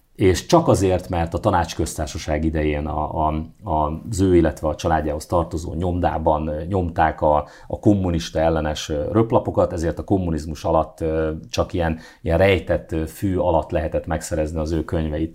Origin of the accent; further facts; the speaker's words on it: Szeged, Csongrád-Csanád, Hungary; a kis szobámban, a Szegedi lakótelepen